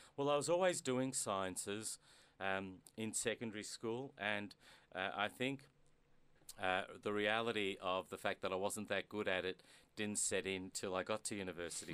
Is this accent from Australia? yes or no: yes; Melbourne, Victoria, Australia; I was born in Melbourne mm-hmm. to immigrant parents